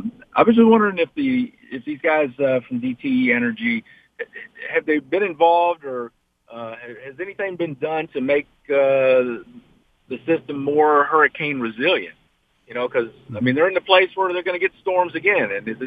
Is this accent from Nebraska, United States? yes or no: no; Kentucky, United States; now in Warren, United States; I'm a transplant from Kentucky. So in case you wonder why I talk funny.